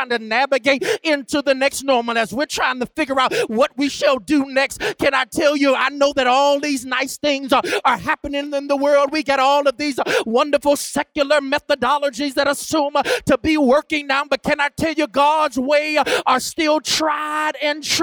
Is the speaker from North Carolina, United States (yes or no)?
yes; Greensboro, North Carolina, United States; moved away; I'm from Greensboro, North Carolina, and that's home for me. I was raised by my grandparents